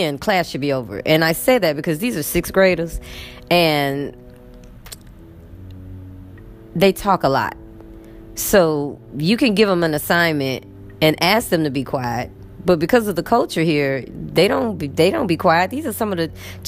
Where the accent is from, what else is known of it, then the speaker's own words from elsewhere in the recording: United States; moved away as an adult; now in Egypt; who I was as an American